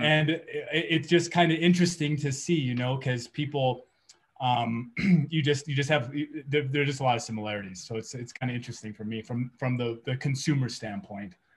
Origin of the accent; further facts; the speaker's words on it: California, United States; moved away as an adult; now in New Mexico, United States; I grew up in California, and that's where I where I spent a lot of my time.